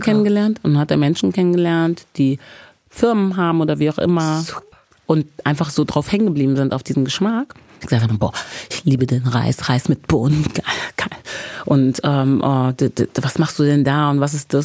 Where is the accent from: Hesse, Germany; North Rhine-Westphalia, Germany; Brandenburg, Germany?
North Rhine-Westphalia, Germany; Bergisches Land; ich komme ja aus dem Bergischen Land, aus Wermskirchen, Hückeswagen, Remscheid, Leverkusen, die Ecke